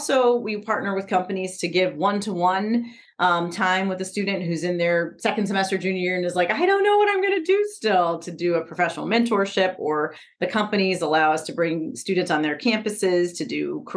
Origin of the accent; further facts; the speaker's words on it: Chicago, Illinois, United States; I grew up in Chicago in low-income neighborhoods